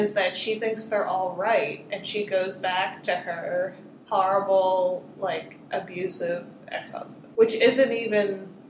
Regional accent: Philadelphia, Pennsylvania, United States; I grew up in the Philly area

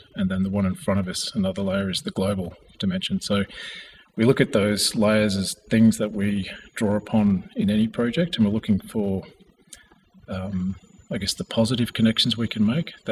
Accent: Australia; I am Australian, and part of my heritage is Carrig and Miriam from far north Queensland at the tip of Australia

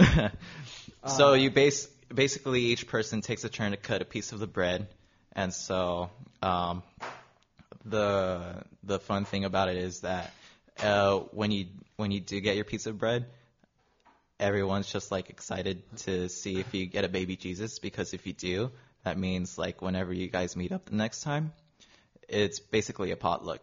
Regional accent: Long Beach, California, United States; born and raised in Long Beach my whole life

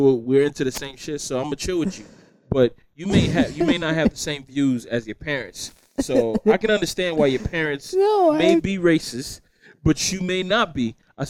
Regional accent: the South, United States; I was born and raised in the South

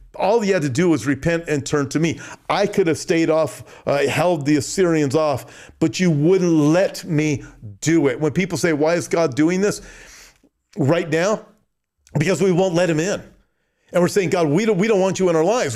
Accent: United States; I'm from America.

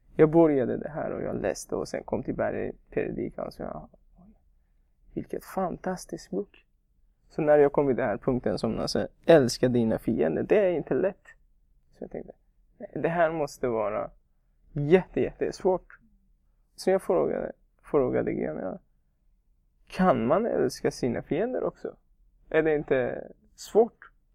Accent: Iran; Swedish is a second language; moved away as an adult; also born or lived in Afghanistan; now in Sweden; Jag kommer från Afghanistan, men jag är uppvuxen i Iran.

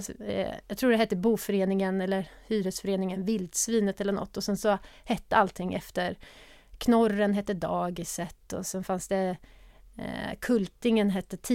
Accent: Örebro, Örebro County, Sweden; moved away as an adult; also born or lived in Uppsala / Gothenburg; Där jag bodde med min mamma fram till jag var fem Vi flyttade runt ganska mycket och vi flyttade sen till Örebro. Där jag växte upp tills jag flyttade hemifrån.

